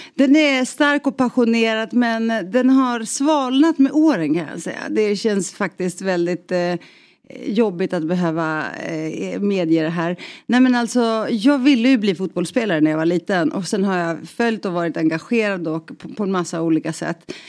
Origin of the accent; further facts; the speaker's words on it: Stockholm, Stockholm County, Sweden; i Rinkeby jag, jag snackar jugoslaviska med honom